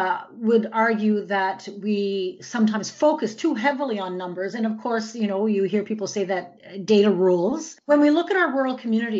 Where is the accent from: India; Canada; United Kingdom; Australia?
Canada; Atlantic Canada; growing up in Atlantic Canada